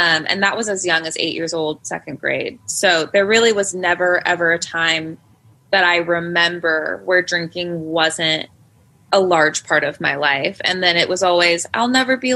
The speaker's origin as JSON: {"language": "English", "town": "Covington", "region": "Washington", "country": "United States", "tie": "born or raised there", "said": "I was pretty much born and raised in Seattle. I say Seattle because I'm actually from a very small town that nobody has ever heard of, like 40 minutes south of the actual city of Seattle called Covington."}